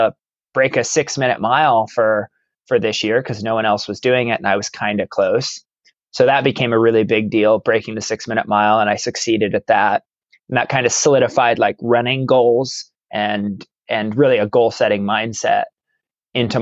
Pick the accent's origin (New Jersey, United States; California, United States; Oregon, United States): Oregon, United States; Baker City; now in Klamath Falls, United States; I was actually born and raised in Baker City, Oregon, which is up in northeastern Oregon